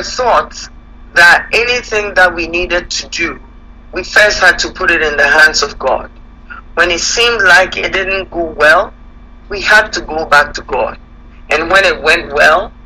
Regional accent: Ghana; moved away as an adult; now in Canada; I'm born and raised in Ghana. Been in Canada now for about 30 years.

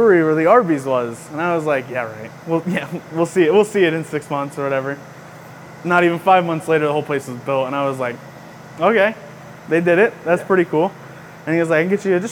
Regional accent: Lackawaxen, Pennsylvania, United States; I grew up here my whole life in Holly. I'm from Lackawaxen, went to Wallenpaupack Area High School

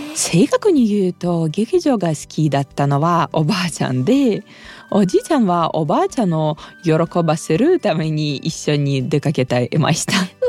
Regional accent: Russia; 私ロシア人

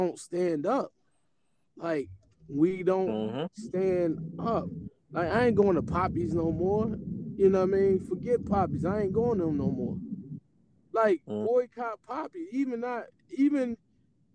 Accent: United States; I'm American, right? Because I was born here

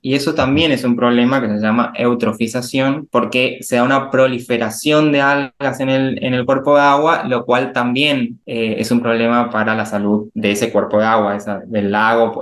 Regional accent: Resistencia, Chaco, Argentina; Estudié en mi ciudad natal, que, se llama Resistencia, que es la capital de una provincia llamada Chaco

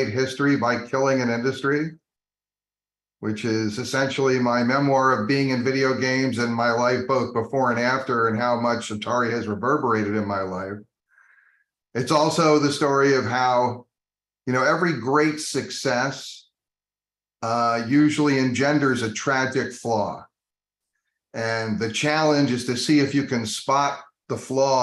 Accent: New Jersey, United States; also born or lived in Colorado; I spent the vast majority of my childhood in New Jersey

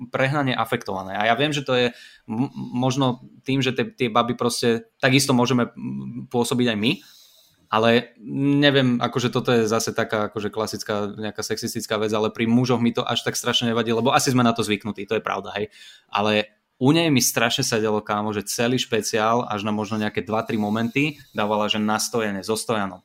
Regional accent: Bratislava, Bratislava Region, Slovakia; ja som z Bratislavy

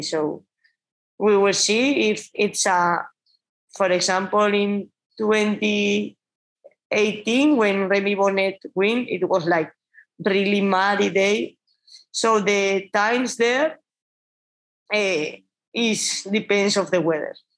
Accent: Basque Country, Spain; English is a second language; moved away as an adult; also born or lived in Catalonia; I'm from Basque Country

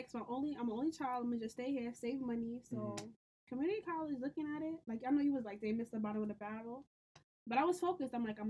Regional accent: New York City, New York, United States; I'm from Brooklyn

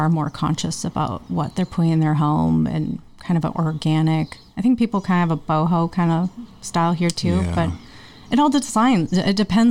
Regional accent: Midwest, United States; accent: Midwest; also born or lived in Minneapolis; now in Ojai, United States; It's my Midwest accent

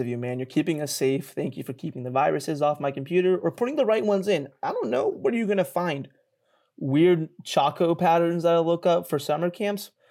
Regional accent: Flemington, New Jersey, United States; moved away; I grew up in Jersey.

